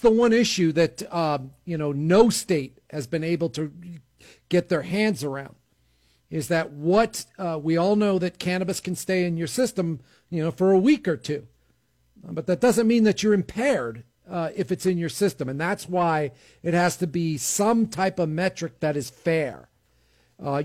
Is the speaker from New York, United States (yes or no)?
yes; New York, United States; moved away as an adult; now in New Mexico, United States; growing up in New York State